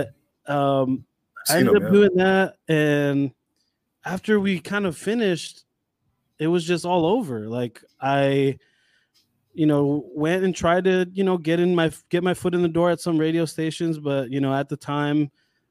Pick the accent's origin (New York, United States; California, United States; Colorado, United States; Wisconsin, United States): California, United States; Whittier; I'm from Whittier